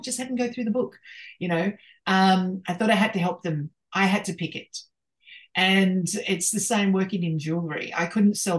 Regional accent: Australia

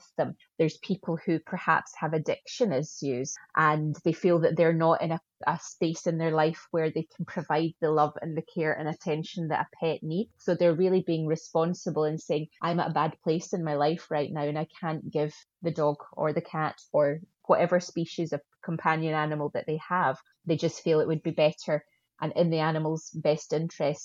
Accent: Scotland, United Kingdom; accent: Scottish; also born or lived in Glasgow, Scotland; A lot of people may have recognized the accent as being Scottish.

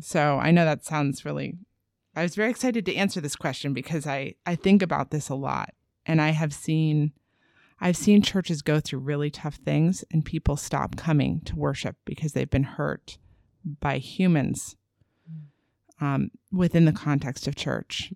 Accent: East Coast, United States; also born or lived in Los Angeles, California / Sacramento, California; now in Augusta, United States; I'm from the East Coast

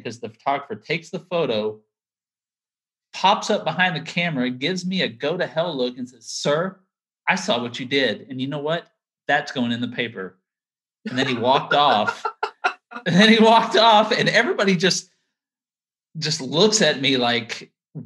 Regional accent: Sulphur Springs, Texas, United States; moved away as an adult; also born or lived in Opelousas, Louisiana / Sanford, North Carolina; my mom would send a note to the local newspaper, the yeah. Sulphur Springs News Telegram

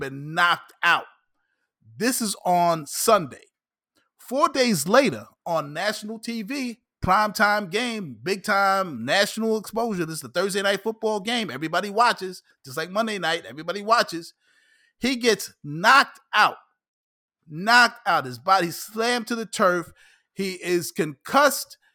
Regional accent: New York, United States; as a New Yorker

